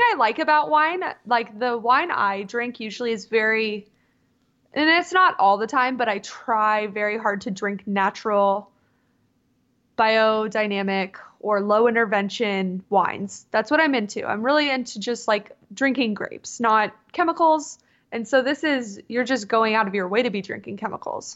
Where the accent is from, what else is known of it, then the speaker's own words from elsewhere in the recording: Southern California, United States; moved away as an adult; also born or lived in Mississippi; now in Seattle, United States; I was born and raised in Southern California, like, damn near in Tijuana.